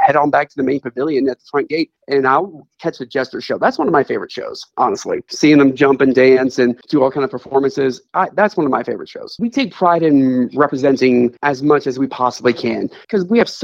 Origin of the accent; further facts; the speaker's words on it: Dallas, Texas, United States; moved away as an adult; now in Kansas City, United States; I was born and raised in Dallas